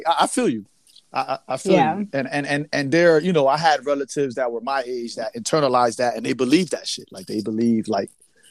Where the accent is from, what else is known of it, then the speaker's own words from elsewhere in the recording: New York City, New York, United States; I'm from New York City.